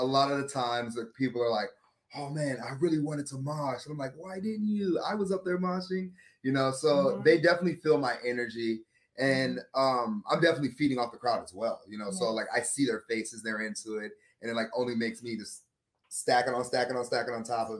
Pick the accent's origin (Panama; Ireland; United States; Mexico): Panama; Coco Solo, Colón; born there; I'm a military brat. I was born in Panama, or Cocosolo, Panama, the country